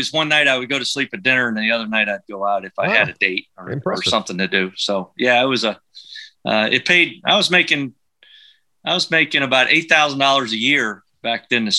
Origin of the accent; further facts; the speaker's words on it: College Park, Maryland, United States; I was in College Park Woods, and I grew up about 200 yards from the 15th tee, the old 15th tee.